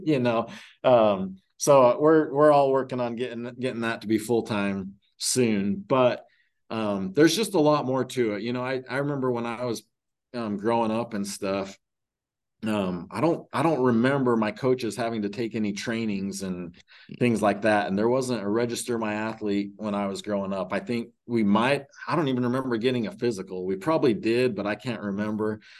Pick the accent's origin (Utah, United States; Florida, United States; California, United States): Utah, United States; Huntington; ended up moving back to my hometown in Huntington